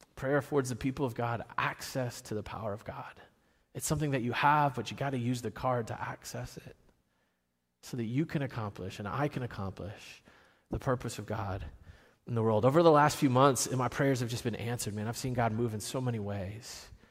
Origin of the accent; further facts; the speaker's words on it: Virginia, United States; I'm from Virginia.